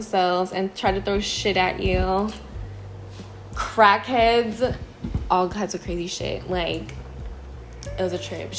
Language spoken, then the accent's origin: English; Long Beach, California, United States; I'm 21. I'm from Long Beach, California.